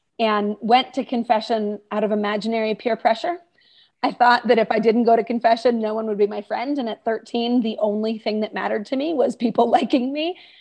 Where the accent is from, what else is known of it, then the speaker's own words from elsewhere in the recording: outside DC on the Virginia side, United States; moved away as an adult; I grew up outside DC on the Virginia side